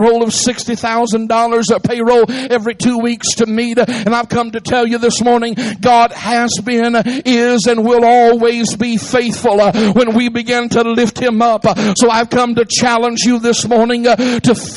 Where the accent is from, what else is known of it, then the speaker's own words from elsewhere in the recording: Atlanta, Georgia, United States; I'm originally from Atlanta